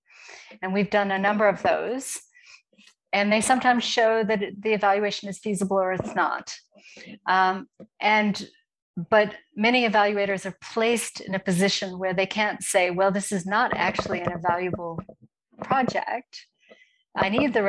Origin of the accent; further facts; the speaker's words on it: United States; moved away as an adult; now in Johannesburg, South Africa; I am actually an American, but I'm based in Johannesburg, South Africa.